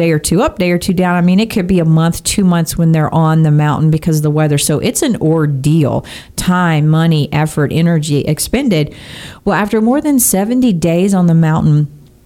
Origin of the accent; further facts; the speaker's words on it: Texas, United States; I am a Texan born and bred.